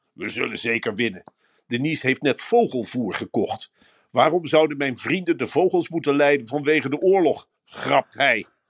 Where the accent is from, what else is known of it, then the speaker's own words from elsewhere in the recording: Arnhem, Gelderland, Netherlands; als Arnhemmer zijnde